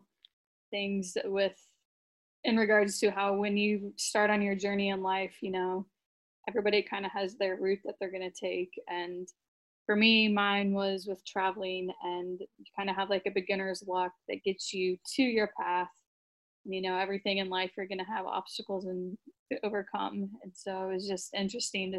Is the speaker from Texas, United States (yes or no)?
no; Memphis, Missouri, United States; moved away as an adult; It's Memphis, Missouri